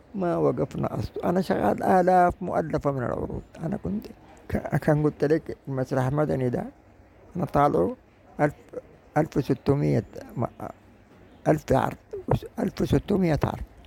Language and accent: Arabic; Sudan; واقعنا كسودانيين